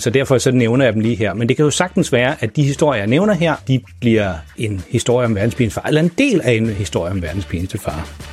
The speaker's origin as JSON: {"language": "Danish", "town": "Farum", "region": "Capital Region of Denmark", "country": "Denmark", "tie": "born or raised there", "moved": "yes", "said": "jeg er nemlig selv opvokset i Farum"}